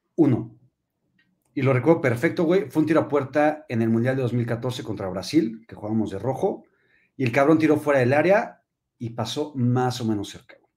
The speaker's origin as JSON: {"language": "Spanish", "country": "Mexico", "said": "yo incluido, güey, vivimos en México y somos mexicanos"}